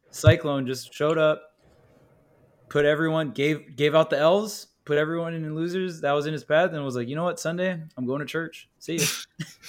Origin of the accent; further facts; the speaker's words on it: Hawaii, United States; I'm from Hawaii